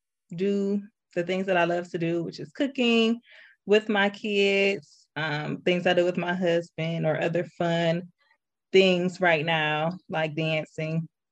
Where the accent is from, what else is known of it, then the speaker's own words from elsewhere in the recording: Detroit, Michigan, United States; I am from Detroit.